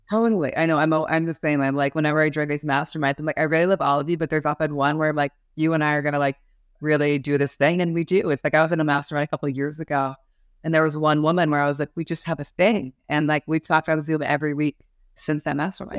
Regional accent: Seattle, Washington, United States; moved away; also born or lived in New York City; I grew up in Seattle, Washington

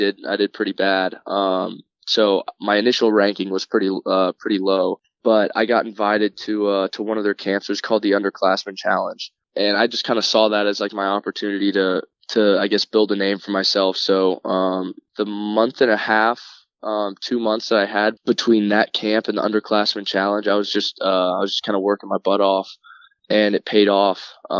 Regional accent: Orlando, Florida, United States; Okay, so I grew up in Orlando, Florida. Same with both my older brothers, just born and raised in Orlando. My dad's from Mississippi, mom's from Pennsylvania, so it's a interesting little mixture there

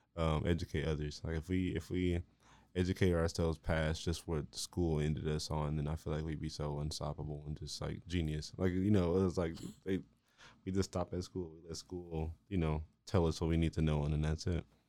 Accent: Marlin, Texas, United States; now in Waco, United States; I'm from here, I'm from Marlin, you know, the only other place that I've, like, lived is here in Waco

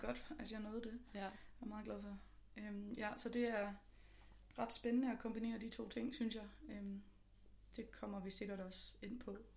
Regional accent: just north of Copenhagen, Capital Region of Denmark, Denmark; now in Copenhagen, Denmark; jeg er fra lige nord for København, men jeg bor også i København nu.

